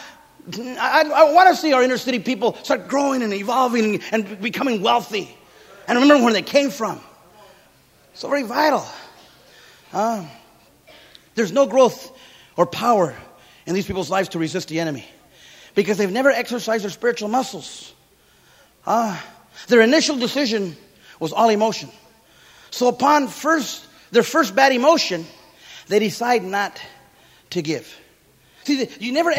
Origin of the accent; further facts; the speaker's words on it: Santa Paula, California, United States; I grew up in Santa Paula, California, citrus capital of the world.